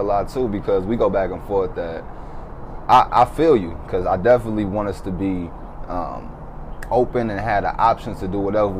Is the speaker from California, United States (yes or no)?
no; St. Louis, Missouri, United States; I'm from St. Louis, so growing up there, it's a lot of poverty.